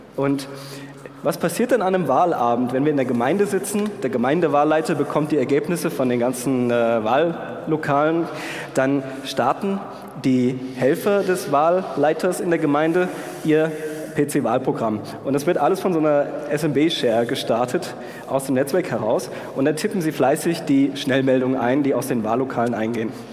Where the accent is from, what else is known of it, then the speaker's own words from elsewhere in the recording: Darmstadt, Hesse, Germany; ich komme aus Darmstadt, deswegen Hessen